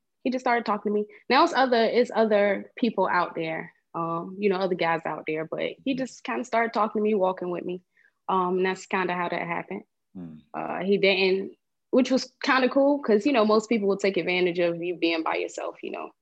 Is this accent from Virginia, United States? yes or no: yes; Portsmouth, Virginia, United States; also born or lived in Atlanta, Georgia; Virginia, Portsmouth, Virginia